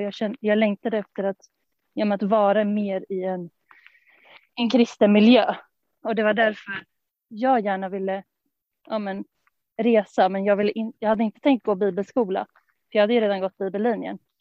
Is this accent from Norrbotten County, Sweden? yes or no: no; Stockholm, Stockholm County, Sweden; från Stockholm. Uppvuxen där i församlingen